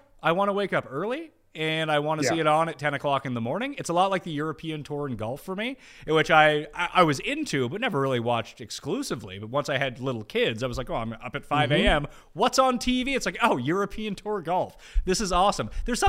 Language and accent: English; Canada; I'm Canadian.